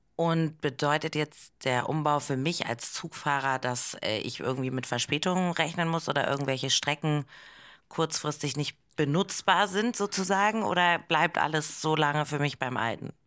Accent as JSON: {"language": "German", "region": "Hamburg", "country": "Germany", "also_born_or_lived": "Berlin", "moved": "yes", "said": "Ich komme aber aus Hamburg"}